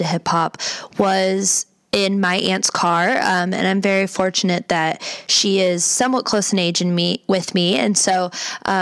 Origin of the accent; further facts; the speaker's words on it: Cleveland, Ohio, United States; I was born and raised in Cleveland, Ohio, shout out CLE for life